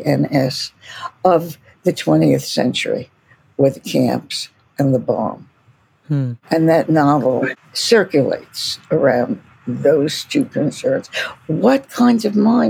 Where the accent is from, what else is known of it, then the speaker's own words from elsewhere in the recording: New York City, New York, United States; accent: East Coast American; moved away; also born or lived in California; I lived in a tiny neighborhood right next to Coney Island. Coney Island in Brooklyn, which has a certain flair to it. So I like to say I come from Coney Island.